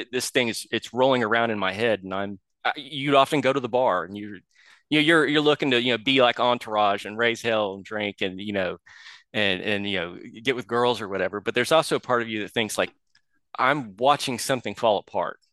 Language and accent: English; Oklahoma, United States; I'm from Oklahoma